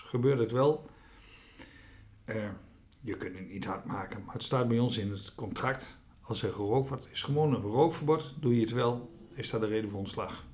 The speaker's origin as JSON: {"language": "Dutch", "area": "Veluwe", "region": "Gelderland", "country": "Netherlands", "also_born_or_lived": "Achterhoek", "moved": "as an adult", "said": "van oorsprong kom ik van de Veluwe"}